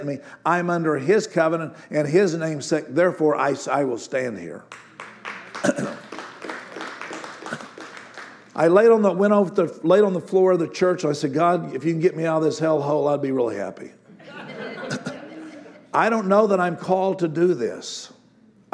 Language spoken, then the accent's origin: English; Amarillo, Texas, United States; moved away as an adult; I was living in Amarillo, Texas, my hometown.